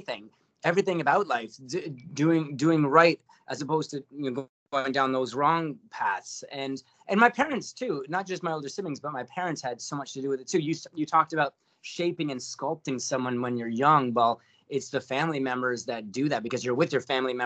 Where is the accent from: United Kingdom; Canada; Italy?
Canada; Hamilton, Ontario; also born or lived in St. Catharines; originally born and raised in Hamilton, did my schooling in St. Catharines